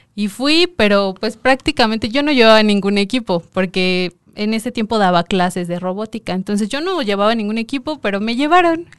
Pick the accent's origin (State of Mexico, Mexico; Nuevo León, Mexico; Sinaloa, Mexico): State of Mexico, Mexico; Coacalco; yo soy de Coacalco